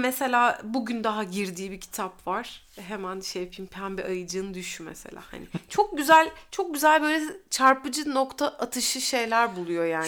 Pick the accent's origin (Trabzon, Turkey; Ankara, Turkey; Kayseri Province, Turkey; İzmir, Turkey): İzmir, Turkey; also born or lived in Uşak; biz Bornovalıyız yani. Üç, üç kuşaktır Bornova'da oturuyoruz.